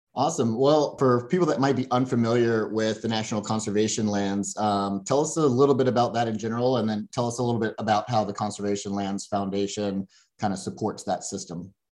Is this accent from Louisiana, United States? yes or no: yes; Louisiana, United States; moved away as an adult; now in Boise, United States; I grew up in Louisiana